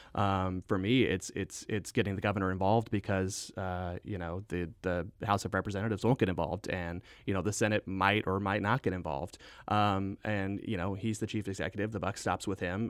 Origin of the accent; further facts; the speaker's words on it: Southwest Missouri, United States; also born or lived in Saint Louis; I grew up in Southwest Missouri. I went to high school at Skyline High School in Hickory County, Missouri